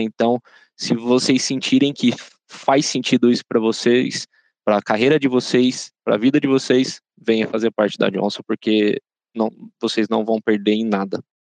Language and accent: Portuguese; São José dos Campos, São Paulo, Brazil; sou natural aqui da cidade de São José dos Campos